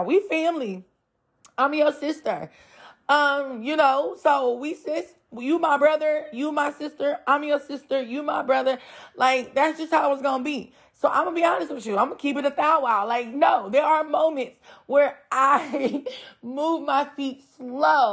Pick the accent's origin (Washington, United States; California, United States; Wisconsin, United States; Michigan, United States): California, United States; San Francisco Bay Area, Northern; moved away as an adult; my husband and I, we were born and raised in Northern California, San Francisco Bay Area